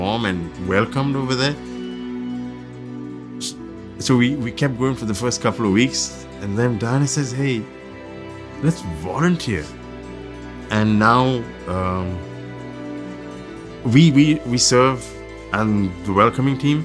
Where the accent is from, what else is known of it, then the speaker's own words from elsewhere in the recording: Dubai, United Arab Emirates; moved away; I grew up in the Middle East, Dubai specifically.